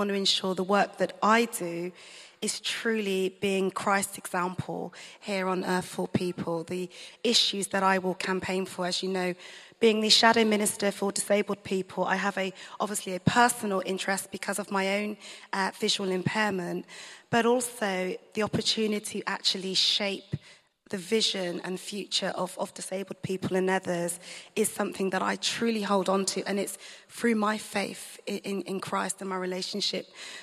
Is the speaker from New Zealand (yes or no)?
no; Bristol, South West England, United Kingdom; moved away as an adult; now in London, United Kingdom; growing up in Bristol, I went to Sunday school